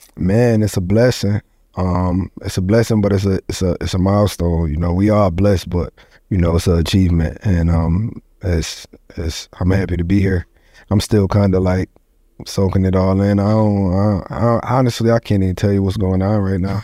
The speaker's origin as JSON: {"language": "English", "town": "Syracuse", "region": "New York", "country": "United States", "tie": "born or raised there", "also_born_or_lived": "Ithaca, New York / Goose Creek, South Carolina", "moved": "yes", "lives_now": "North Carolina, United States"}